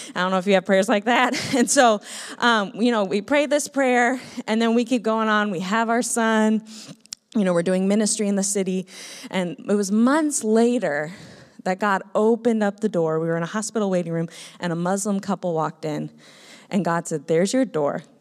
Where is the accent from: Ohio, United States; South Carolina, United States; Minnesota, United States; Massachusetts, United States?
Minnesota, United States; moved away; I grew up in Minnesota